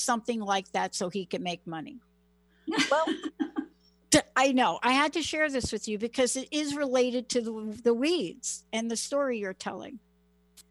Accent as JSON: {"language": "English", "town": "New York City", "region": "New York", "country": "United States", "moved": "yes", "lives_now": "Washington State, United States", "said": "I'm a girl from the Bronx."}